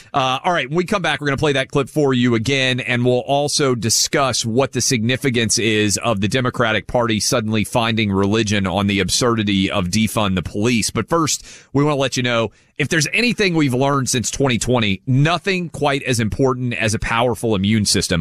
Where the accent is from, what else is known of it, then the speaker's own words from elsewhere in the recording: Nashville, Tennessee, United States; I grew up in Nashville